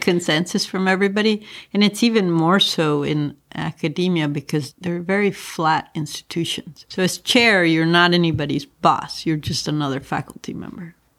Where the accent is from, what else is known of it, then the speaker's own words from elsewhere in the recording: Mexico City, Mexico; also born or lived in Northeast US / San Francisco; now in Los Angeles, United States; I grew up in Mexico City